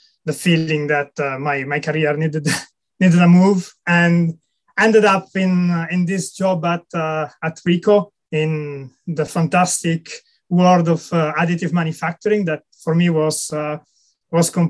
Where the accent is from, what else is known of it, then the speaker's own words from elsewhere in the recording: Italy; moved away as an adult; also born or lived in France; now in United Kingdom; I'm originally from Italy, and I left Italy probably about 15 years ago when I was doing my master degree in material science